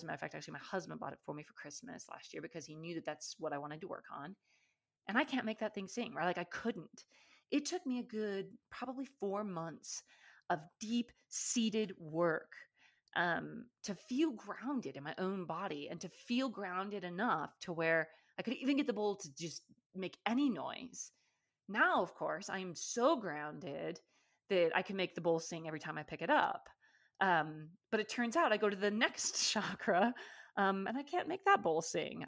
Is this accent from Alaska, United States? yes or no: yes; Alaska, United States; moved away; I grew up in Alaska